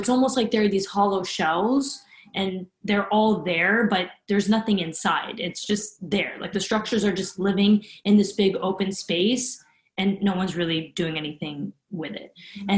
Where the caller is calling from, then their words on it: New York City, New York, United States; And today, I'm talking from New York City.